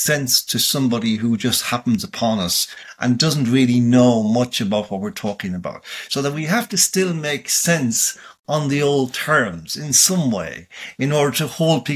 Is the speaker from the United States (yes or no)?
no; Ireland; as an Irish citizen